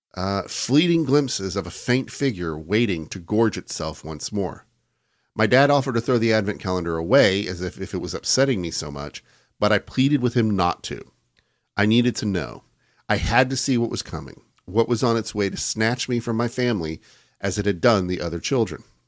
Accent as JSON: {"language": "English", "country": "United States"}